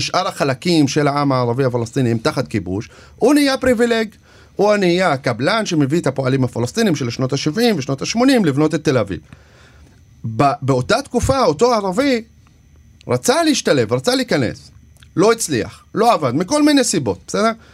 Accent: Shefa-'Amr, Northern District, Israel; Hebrew is a second language; גדלתי בשפרעם ולמדתי בבית ספר דרוזי

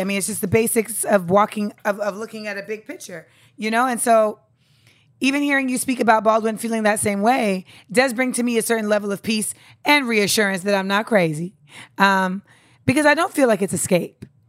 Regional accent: Grenada; moved away; I'm from Grenada.

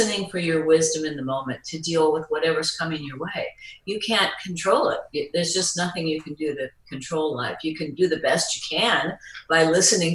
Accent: Midwest, United States; moved away as an adult; now in Hawaii, United States; I was from the Midwest

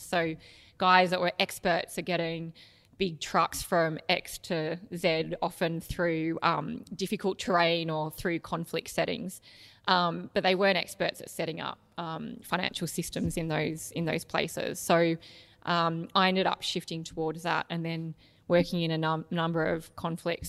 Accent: Canberra, Australian Capital Territory, Australia; So, I grew up in Canberra, which was a beautiful place to grow up

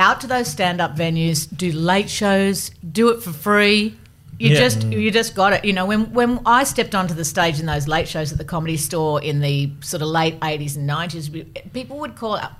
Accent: Gosford, New South Wales, Australia; So I grew up in Gosford in a really moderate life.

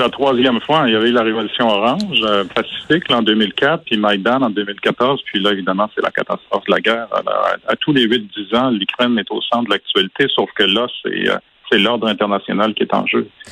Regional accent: Quebec, Canada; j'ai grandi au Québec

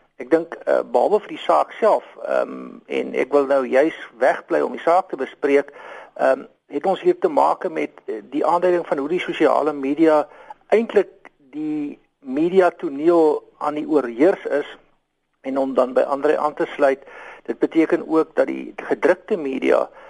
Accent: South Africa; ons almal as Suid-Afrikaners

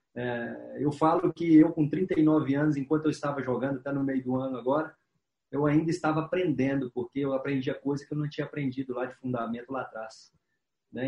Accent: Minas Gerais, Brazil; moved away; sou cruzeirense, sou mineiro

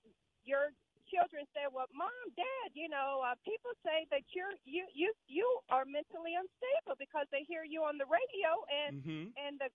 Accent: United States; as an American, I am embarrassed having, been to many countries, living overseas.

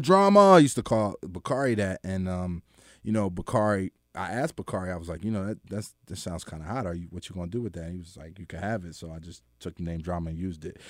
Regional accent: Philadelphia, Pennsylvania, United States; moved away as an adult; also born or lived in Atlanta; I was from Philly

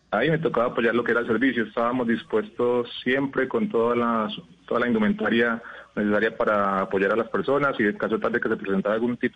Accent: Mitú, Vaupés, Colombia; now in Bello, Colombia; eh, los llamo desde Bello, Antioquia, pero soy de, de Mitú Baupes.

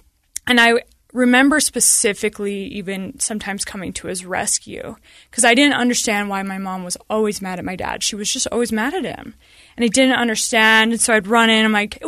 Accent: Sandy, Utah, United States; I mean, I grew up in Sandy, and we had a stay-at-home mom, and it was great.

